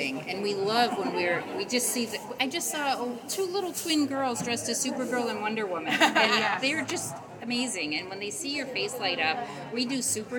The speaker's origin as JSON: {"language": "English", "region": "Michigan", "country": "United States", "moved": "as an adult", "lives_now": "Texas, United States", "said": "I'm from Michigan, and we lived in Michigan for a few years after we got married"}